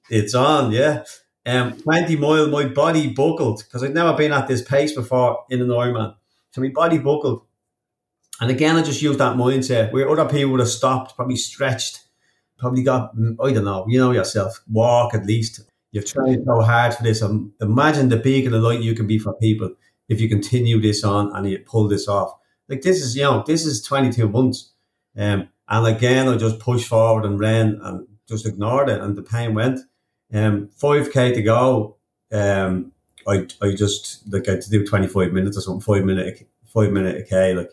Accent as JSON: {"language": "English", "country": "Ireland", "said": "And now I'm an Irish professional triathlete"}